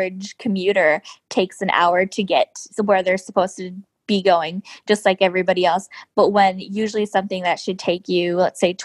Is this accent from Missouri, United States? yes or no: no; Southern California, United States; moved away as an adult; now in Washington, D.C., United States; I grew up in Southern California